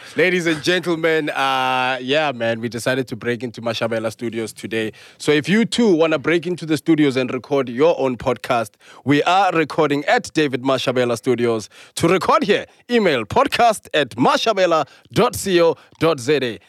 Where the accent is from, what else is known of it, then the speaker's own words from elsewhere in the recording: South Africa; being a South African